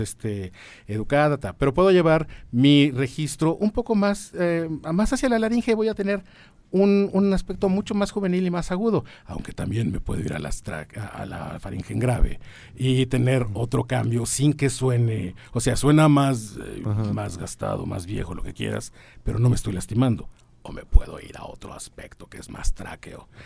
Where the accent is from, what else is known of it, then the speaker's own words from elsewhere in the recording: San Juan del Río, Querétaro, Mexico; moved away; also born or lived in Mexico City; yo viví en San Juan del Río toda mi infancia, bueno, buena parte de mi infancia